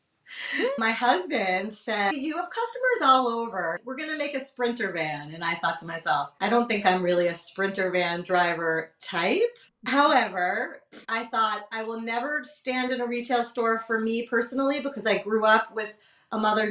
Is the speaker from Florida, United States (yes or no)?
no; Massachusetts, United States; moved away as an adult; also born or lived in Westchester, New York; now in The Hamptons, United States; We're not from Westchester. We're actually from Massachusetts. We're transient to the New York area, but have been here in the whole metro area since college